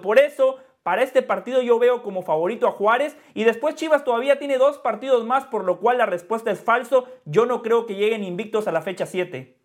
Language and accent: Spanish; Guatemala; now in United States; mi sentimiento está con Guatemala, porque cuando Guatemala juega, allí veo a mi madre, a mi padre, a mis hermanos, a mis amigos del barrio, eh, a las personas con las que fui a la escuela